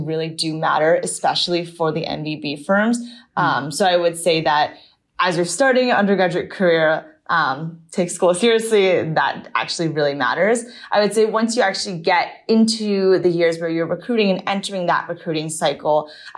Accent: Maryland, United States; moved away as an adult; also born or lived in Berkeley, California; I grew up in Maryland. I lived there through my high school years

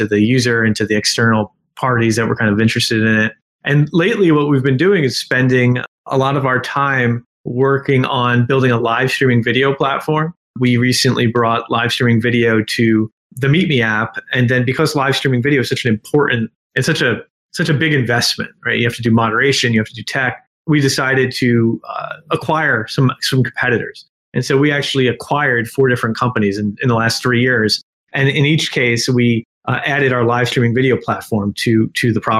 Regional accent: South Plainfield, New Jersey, United States; also born or lived in Princeton, New Jersey; I was from South Plainfield High School.

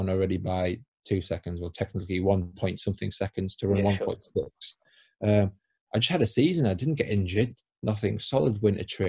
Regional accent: Crook, North East England, United Kingdom; I'm not from Newcastle, I'm from County Durham. Oh, what town in County Durham? Oh, Crook. So in Crook, we don't have a track

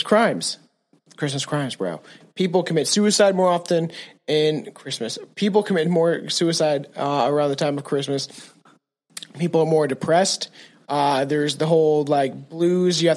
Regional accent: Canada; I'm a Canadian

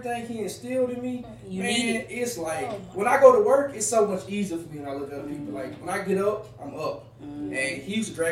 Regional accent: Marlin, Louisiana, United States; now in Houston, United States; From Houston, Texas. Born and raised in Marlin, Louisiana

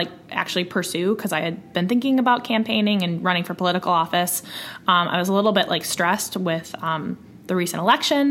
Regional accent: Waukesha, Wisconsin, United States; also born or lived in Milwaukee; I grew up in Waukesha, which is a suburb of Milwaukee, and I now live in Milwaukee

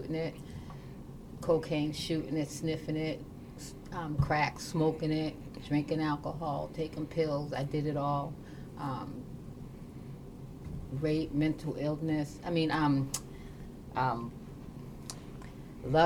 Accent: Boston, Massachusetts, United States; also born or lived in Everett, Massachusetts; till I was 5. Then I'm a Bostonian.

